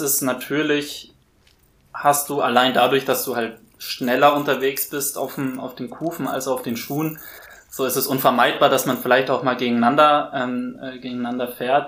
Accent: Würzburg, Bavaria, Germany; moved away; also born or lived in Hamburg; ich bin in Würzburg aufgewachsen

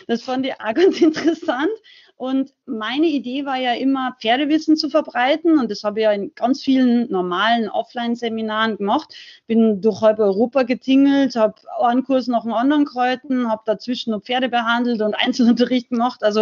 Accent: Salzburg, Austria; now in Unterhaching, Germany; ich bin ursprünglich aus Rauches, aber lebe schon ganz lange äh, in Unterhaching bei München

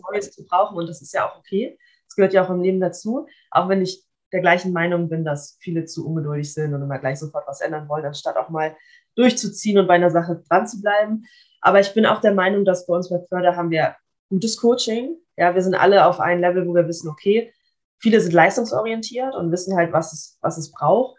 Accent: Kiel, Schleswig-Holstein, Germany; ich bin auch in Kiel geboren, also ich, mein, ich lebe auch noch bei meinen Eltern. Ähm, das ja. heißt, ich bin wirklich mein ganzes Leben schon lang schon hier

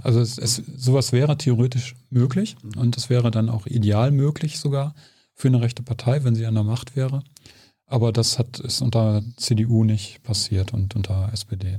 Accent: Germany; als Deutscher

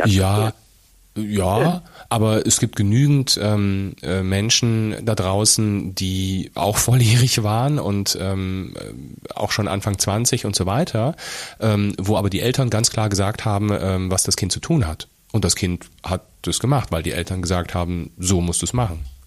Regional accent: Fulda, Hesse, Germany; also born or lived in Rhineland; dass wir tatsächlich vom Rheinland ähm, nach Fulda umgezogen sind. Ähm, glaub, ja. kurz, kurz vor Beginn der Grundschule für mich

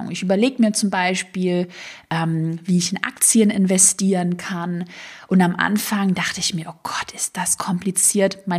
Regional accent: Baden-Württemberg, Germany; accent: Swabian; ich glaube, man hört es noch heute ein bisschen, aber ich hatte damals einen schwäbischen Dialekt, den man halt so ein bisschen gehört hat.

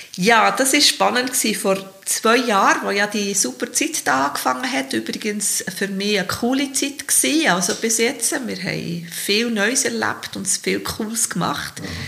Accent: Bern, Switzerland; ich bin Geboren mit der Stadt Bern, bin aufgewachsen im Spittwacher, Victoria, also wirklich mit der Stadt Bern, als Kind auf dem Trottwar gespielt

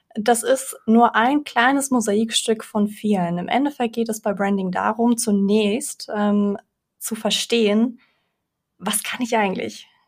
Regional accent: Frankfurt, Hesse, Germany; also born or lived in Belarus; bin mit vier Jahren nach Deutschland gekommen, in Frankfurt aufgewachsen

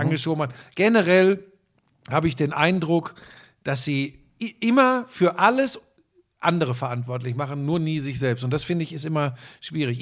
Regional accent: Hagen, North Rhine-Westphalia, Germany; Ich bin ein Hagener Junge, bin geboren im Ruhrgebiet

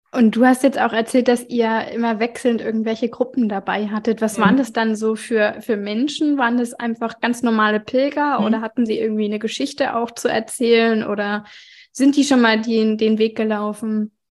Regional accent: Germany; ich komme ja äh, aus dem Süden von Hamburg

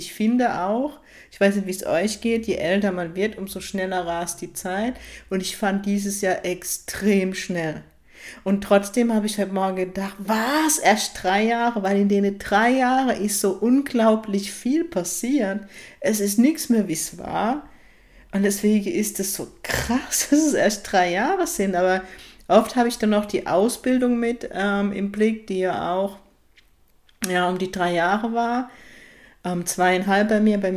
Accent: Baden-Württemberg, Germany; Ich liebe es, meine Heimat, auch wenn ich den Norden genauso liebe, aber es ist gerade ein Geschenk, dass ich tatsächlich im Baden-Württemberg lebe, in der Kurpals

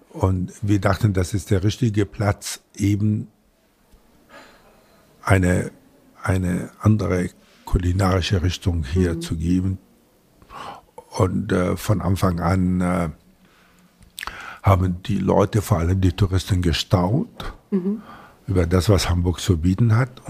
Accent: Latakia, Latakia Governorate, Syria; now in Germany; immer nur davon geträumt, als ich die Seefahrer in meiner Heimatstadt äh, Latakia äh, in der also gesehen habe, wenn sie einkaufen taten

